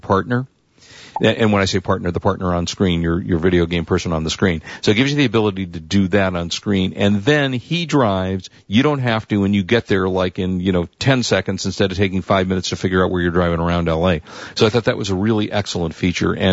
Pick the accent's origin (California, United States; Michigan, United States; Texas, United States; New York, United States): California, United States; Los Angeles; I'm from Los Angeles